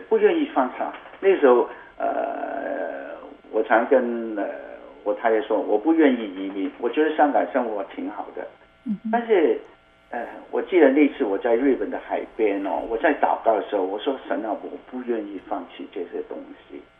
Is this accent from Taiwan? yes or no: no; Hong Kong; moved away as an adult; also born or lived in Calgary, Canada; now in Cambridge, United Kingdom; 我可能在香港长大吧